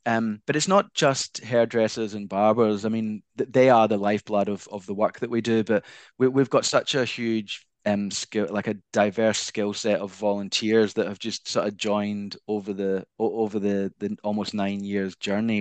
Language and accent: English; Glasgow, Scotland, United Kingdom; accent: Scottish; now in Australia; originally, I'm from Glasgow, Scotland